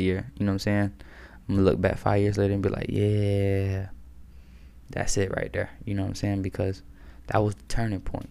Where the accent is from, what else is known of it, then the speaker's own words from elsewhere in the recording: Maryland, United States; I'm from Maryland.